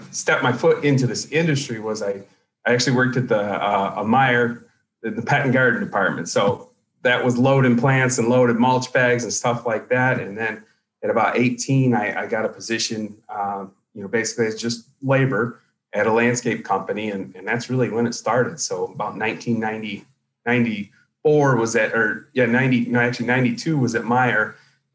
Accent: Winterset, Iowa, United States; born there; So I was born in Iowa in a very small town, the same town that John Wayne was actually born in, Winterset, Iowa. So that's the only claim to fame as far as that town. I didn't live there long.

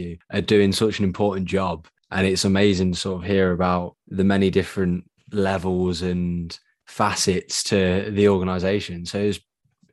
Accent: United Kingdom; me being British

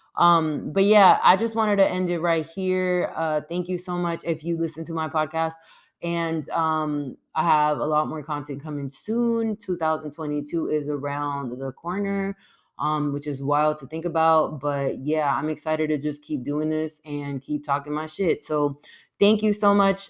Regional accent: California, United States; I grew up in California

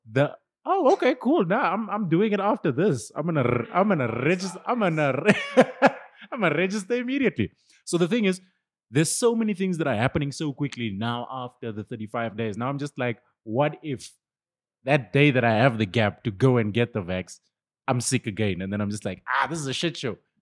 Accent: Benoni, Gauteng, South Africa; this is my hometown. Uh, I live like 20 minutes from here

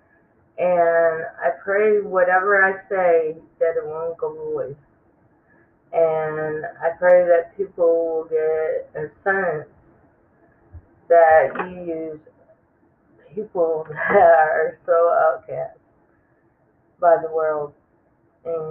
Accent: Clifton Springs, New York, United States; I was born in New York, upstate New York, a little town called Clifton Springs Hospital

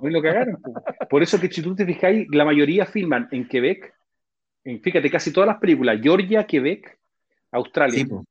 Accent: Chile; nosotros como chilenos

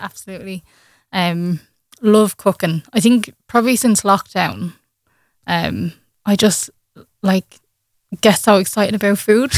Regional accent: Ireland; I had got my first gig in, in Ireland that summer, um, just in my hometown

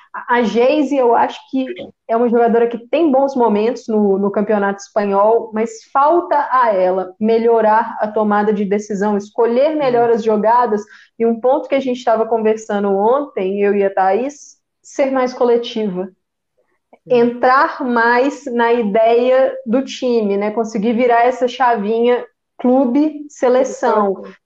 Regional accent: Belo Horizonte, Minas Gerais, Brazil; eu sou de Belo Horizonte

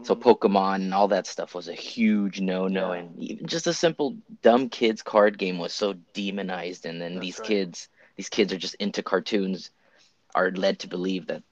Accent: Utah, United States; as a kid, I grew up in the state of Utah

